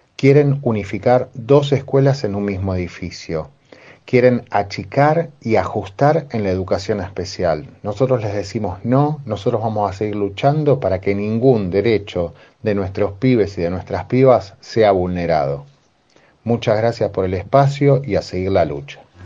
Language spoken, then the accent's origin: Spanish; El Bolsón, Río Negro, Argentina; desde mi terruño, están ustedes, yo soy de allá